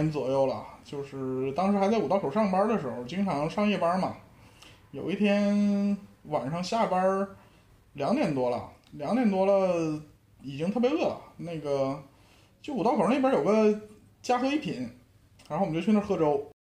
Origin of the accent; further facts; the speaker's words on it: Northeast China, China; 这个这个台台北味儿，我就就作为一个东北人，那个确实是不太行。